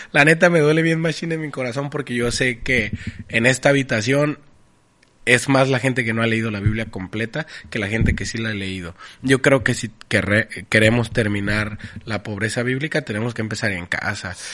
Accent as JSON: {"language": "Spanish", "town": "Tijuana", "region": "Baja California", "country": "Mexico", "said": "en, Tijuana decimos palabras que ni siquiera existen."}